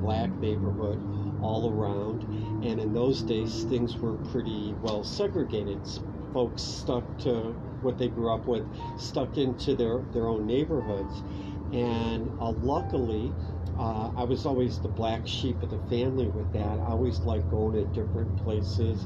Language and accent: English; Cleveland, Ohio, United States; I grew up in Cleveland, Ohio